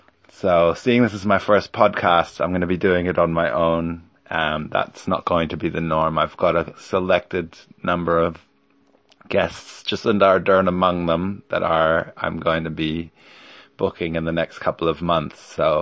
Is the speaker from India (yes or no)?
no; Munich, Bavaria, Germany; moved away as an adult; also born or lived in Stockholm, Sweden / New Jersey, United States / Berlin; So I was born in Sweden in 1975 in Stockholm, and when I was very young, about 5 months, we moved to New Jersey, and I grew up there until I was about 5 years old. Moved to Germany, to Berlin, and then Munich till I was 18